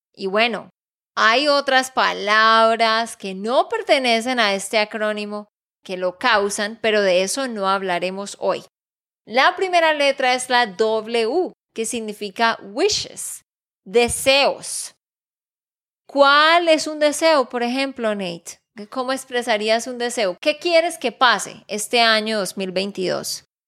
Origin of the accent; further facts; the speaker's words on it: Santander, Colombia; de Santander, Colombia